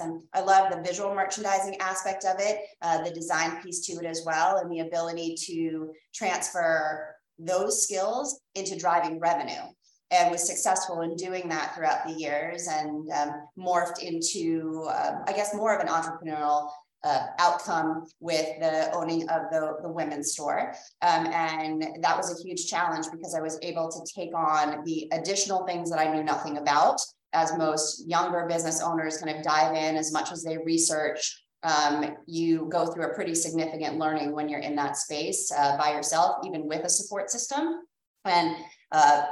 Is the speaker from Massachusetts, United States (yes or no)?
yes; Boston, Massachusetts, United States; accent: Boston; moved away as an adult; now in Los Angeles, United States; born and raised in Massachusetts in the Boston area and relocated out here about 10 months ago to the Los Angeles area